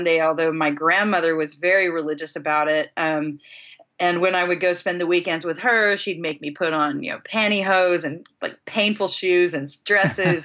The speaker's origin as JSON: {"language": "English", "town": "Chanute", "region": "Kansas", "country": "United States", "tie": "born or raised there", "moved": "yes", "said": "I grew up in a relatively small community of about somewhere between 10 and 15,000 people. It's pretty small, small town Chanute"}